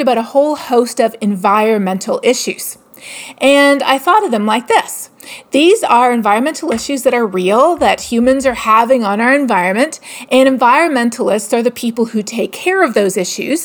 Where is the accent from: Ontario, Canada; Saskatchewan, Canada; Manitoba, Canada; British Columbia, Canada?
Ontario, Canada; Toronto; I am from Toronto, grew up in Etobicoke